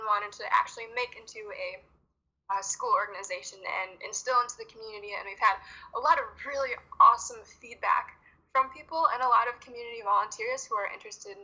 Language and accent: English; Farmington Hills, Michigan, United States; moved away as an adult; now in Marquette, United States; I'm originally from the Metro Detroit suburbs area, Farmington Hills